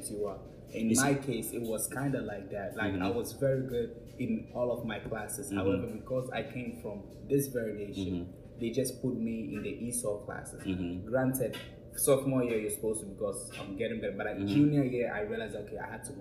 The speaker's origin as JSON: {"language": "English", "country": "Ghana", "moved": "yes", "lives_now": "United States", "said": "I was from Ghana"}